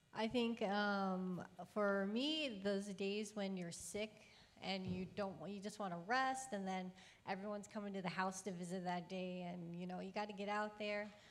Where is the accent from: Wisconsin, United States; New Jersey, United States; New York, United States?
New Jersey, United States; moved away as an adult; also born or lived in Ecuador / Paraguay; I was born and raised in New Jersey